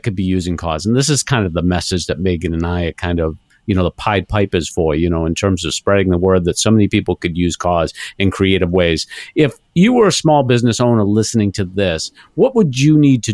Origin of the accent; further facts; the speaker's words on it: Newton, Massachusetts, United States; there was one right here in Newton, Massachusetts, my hometown